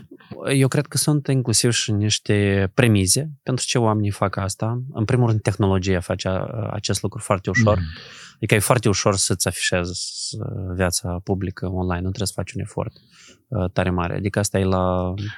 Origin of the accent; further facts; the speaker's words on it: Moldova; noi suntem moldoveni